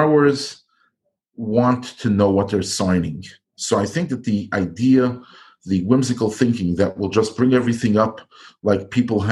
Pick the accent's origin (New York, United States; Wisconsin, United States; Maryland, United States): New York, United States; also born or lived in Iowa; I grew up and live in New York, which is a big city